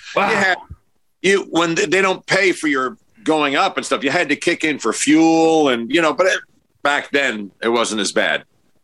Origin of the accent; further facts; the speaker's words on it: Englewood, New Jersey, United States; also born or lived in Forest Hills, Queens, New York; Originally Forest Hills, New York, and then moved out to Englewood, New Jersey in 1966.